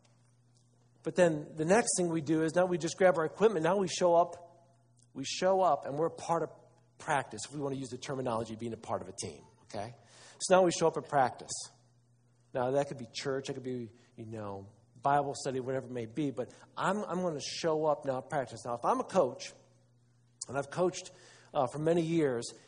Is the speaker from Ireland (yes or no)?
no; Wauseon, Ohio, United States; I'm from Northwest Ohio, Wauseon